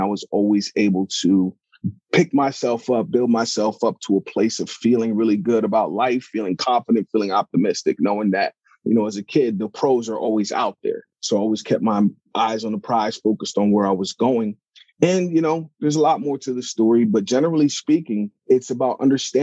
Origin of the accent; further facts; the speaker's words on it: Pittsburgh, Pennsylvania, United States; I'm originally from Pittsburgh, Pennsylvania. And, you know, I was born into, you know, my parents are from Africa. They're from Nigeria. So I'm first generation American.